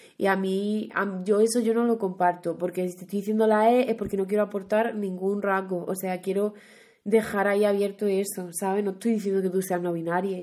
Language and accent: Spanish; Huelva, Andalusia, Spain; accent: western Andalusian; moved away; yo que soy de Huelva, pues por esa zona, en vez de vosotros, usamos ustedes